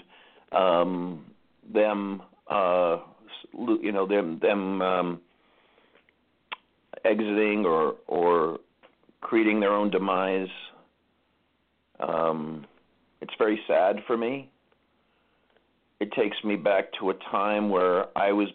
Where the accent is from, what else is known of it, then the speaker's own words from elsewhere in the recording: Los Angeles, California, United States; I grew up in Los Angeles.